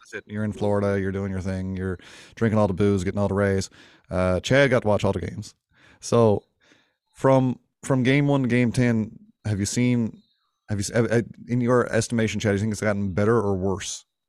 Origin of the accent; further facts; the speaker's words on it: Winterton, Newfoundland and Labrador, Canada; my hometown of Winterton